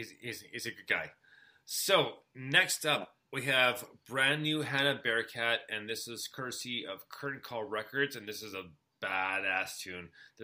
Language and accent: English; Montreal, Quebec, Canada; born or raised there; moved away